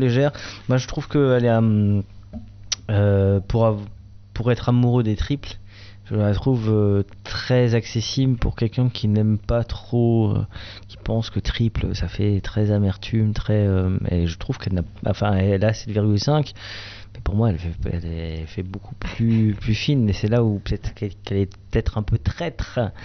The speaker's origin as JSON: {"language": "French", "region": "Grand Est", "country": "France", "said": "Je suis un Alsacien"}